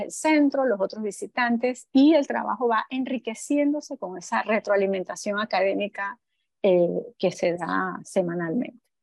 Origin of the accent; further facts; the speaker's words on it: Panama; nosotros como panameños